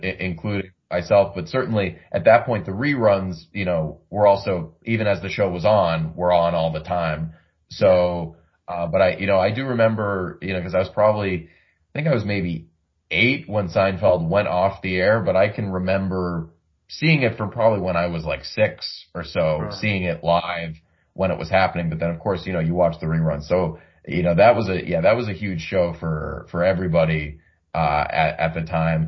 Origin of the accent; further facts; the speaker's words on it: Boston, Massachusetts, United States; growing up in the Boston area